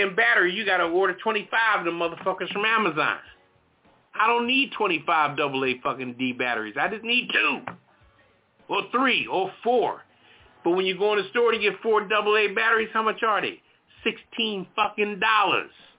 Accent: United States; we as American people

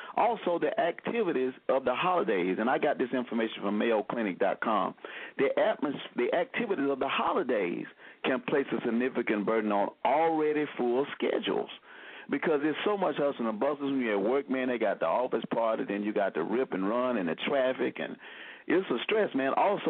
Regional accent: Selma, Alabama, United States; now in Birmingham, United States; our fellow Selmian

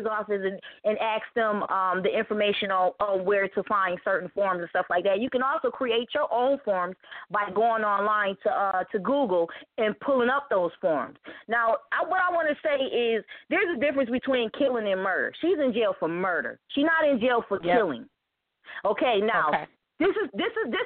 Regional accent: Buffalo, New York, United States; also born or lived in Niagara Falls, New York; I'm from Buffalo, New York, Niagara Falls

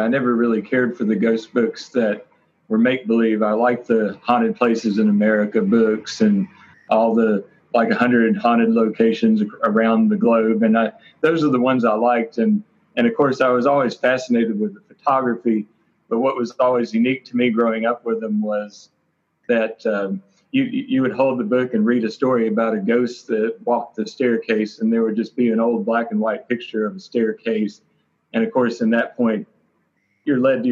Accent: Memphis, Tennessee, United States; now in Fort Worth, United States; I'm from Memphis, Tennessee

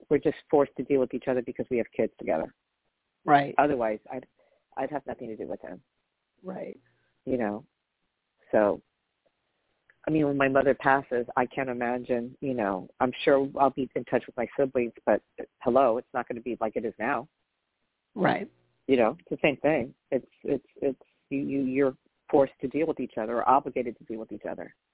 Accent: Atlanta, Georgia, United States; So now I'm from Atlanta.

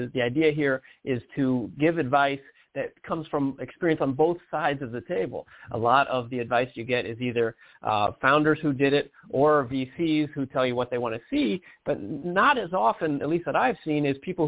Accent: Detroit, Michigan, United States; I'm from Detroit myself

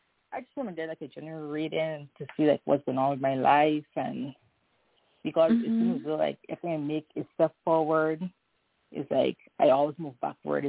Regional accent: New York, United States; moved away; also born or lived in California; I'm from New York

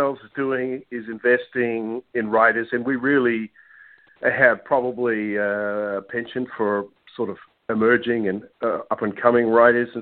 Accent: New Zealand; now in Orlando, United States; I'm originally from New Zealand. You might be wondering my accent's from

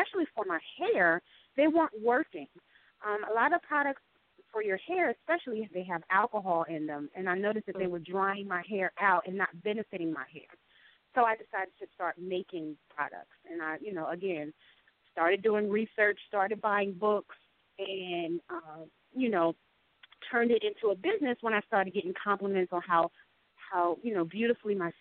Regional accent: New Jersey, United States; I was born in New Jersey, born and raised in New Jersey

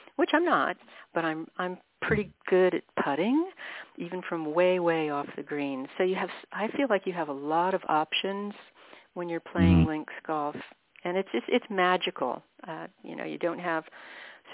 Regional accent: Washington, District of Columbia, United States; moved away as an adult; also born or lived in Ireland; now in Arizona, United States; I'm from Washington, D.C. originally, where it's hot, sticky, muggy.

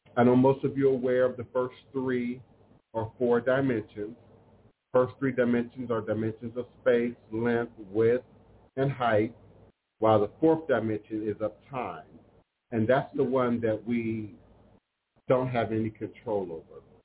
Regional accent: Chicago, Illinois, United States; I'm from Chicago, born in Chicago

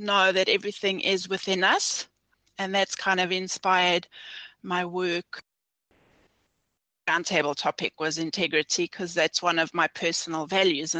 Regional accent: South Africa; now in New Zealand; I was born in South Africa, and this was during the apartheid era.

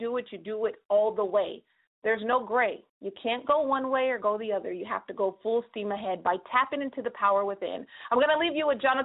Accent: Northern California, United States; So everybody calling from 209, that's my hometown, NorCal.

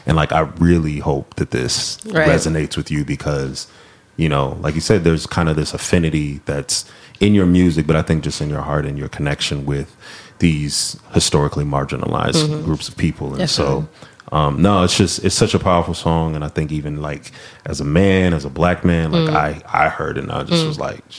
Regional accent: Massillon, Ohio, United States; now in Atlanta, United States; I'm originally from Ohio

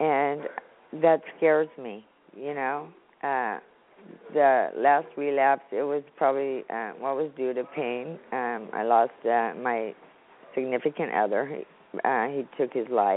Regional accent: Modesto, California, United States; I'm from Modesto, California

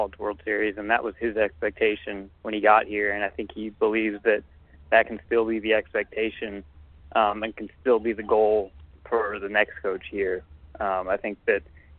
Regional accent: Kentucky, United States; I grew up in Kentucky and we had what's called Keys money.

